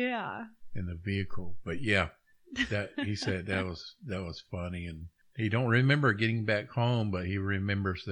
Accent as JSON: {"language": "English", "region": "Oklahoma", "country": "United States", "said": "coming from a small area here in Oklahoma"}